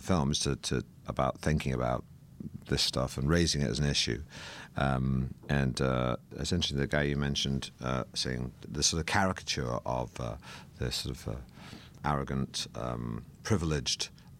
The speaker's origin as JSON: {"language": "English", "town": "Manchester", "region": "North West England", "country": "United Kingdom", "tie": "born or raised there", "said": "because I grew up in Manchester, and the world that the movie's set in was a world that I was tangentially involved in my youth."}